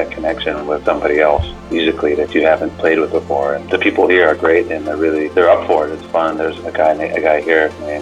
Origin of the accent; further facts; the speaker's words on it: Florida, United States; growing up in Florida